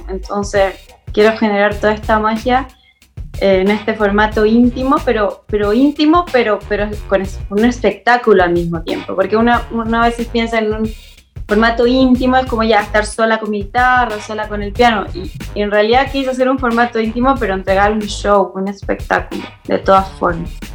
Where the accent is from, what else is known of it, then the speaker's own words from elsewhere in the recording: Chile; moved away as an adult; now in Mexico City, Mexico; soy cantadora chilena, italo-chilena. Me vine a México hace dos años